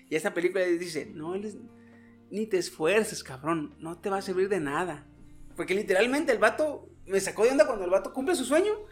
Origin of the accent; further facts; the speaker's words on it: Mexico; Como, buen mexicano